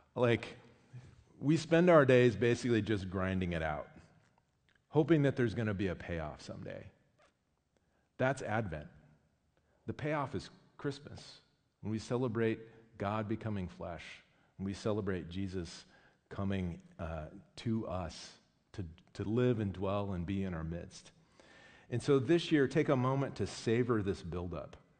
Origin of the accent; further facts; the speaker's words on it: United States; I'm American